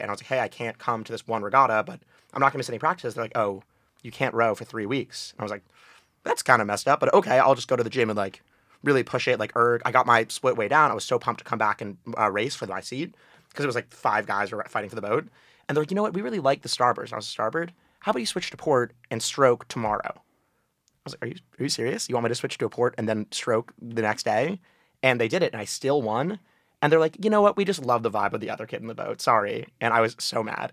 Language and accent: English; New Haven, Connecticut, United States; I'm from New Haven, Connecticut